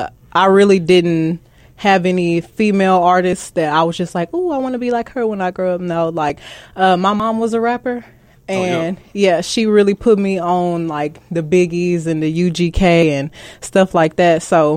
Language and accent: English; Houston, Texas, United States; The South Side, South Park.